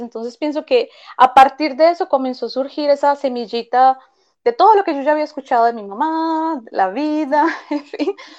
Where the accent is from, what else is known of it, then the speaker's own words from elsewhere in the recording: Medellín, Antioquia, Colombia; moved away as an adult; now in Belo Horizonte, Brazil; nací en Medellín, viví allí toda mi vida